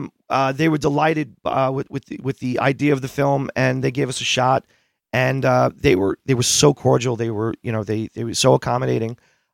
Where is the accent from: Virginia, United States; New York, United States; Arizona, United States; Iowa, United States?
New York, United States; Long Island; I grew up on Long Island.